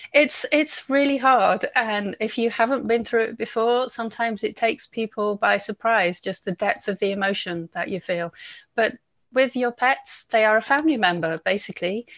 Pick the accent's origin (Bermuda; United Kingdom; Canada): United Kingdom; England; moved away; I'm English